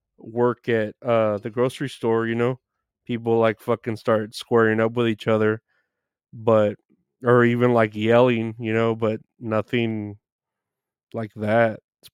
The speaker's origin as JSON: {"language": "English", "town": "Chicago", "region": "Illinois", "country": "United States", "tie": "born or raised there", "said": "I grew up in Chicago, really went to shit since the peaceful protests."}